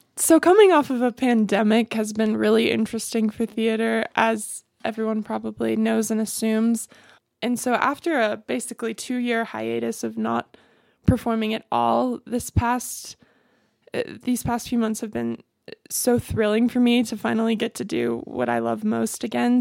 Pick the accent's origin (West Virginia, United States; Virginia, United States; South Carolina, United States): South Carolina, United States; Greenville; moved away as an adult; also born or lived in Cleveland, Ohio; I grew up in Greenville, South Carolina